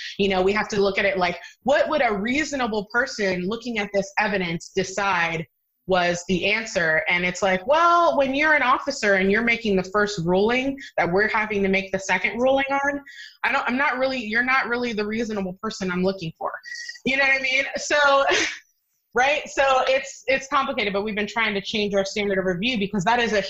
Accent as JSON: {"language": "English", "region": "Virginia", "country": "United States", "said": "I'm from Virginia. Hello."}